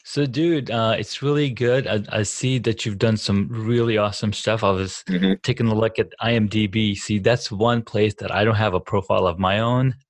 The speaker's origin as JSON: {"language": "English", "country": "Saudi Arabia", "tie": "born or raised there", "moved": "yes", "lives_now": "California, United States", "said": "not growing up in the States, I don't really have access to like any of the sports gyms or whatever. But towards the end of my move out of Saudi Arabia, coming to California"}